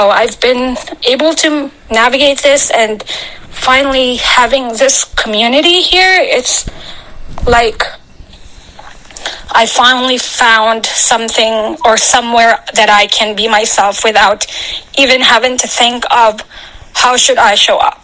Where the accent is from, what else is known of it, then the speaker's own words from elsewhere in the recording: Philippines; now in United States; I was actually born and raised in the Philippines